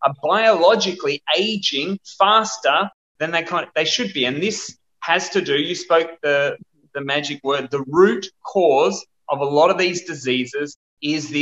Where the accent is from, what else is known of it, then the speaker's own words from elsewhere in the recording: Perth, Western Australia, Australia; Where I'm from Perth, Western Australia, and we are one of the bushfire capitals of the world.